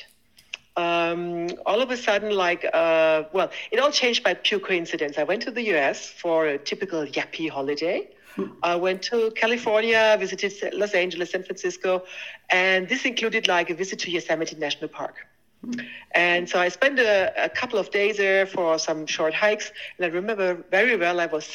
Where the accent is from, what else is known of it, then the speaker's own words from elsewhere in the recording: Germany; I was born and raised in Germany, went to school there.